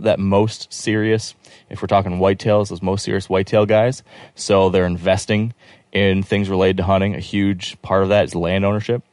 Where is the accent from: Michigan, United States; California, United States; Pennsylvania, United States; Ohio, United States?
Michigan, United States; I'm from Michigan